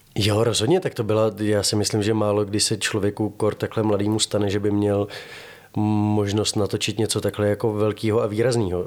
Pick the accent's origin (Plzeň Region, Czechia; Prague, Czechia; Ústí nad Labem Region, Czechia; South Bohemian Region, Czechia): Prague, Czechia; Já jsem Pražák z Václaváku